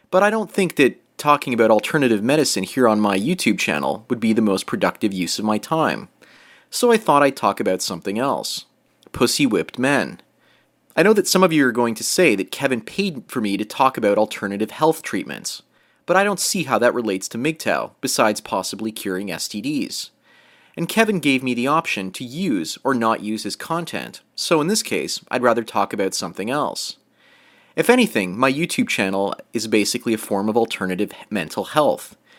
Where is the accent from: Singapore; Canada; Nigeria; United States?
Canada; I was raised in Canada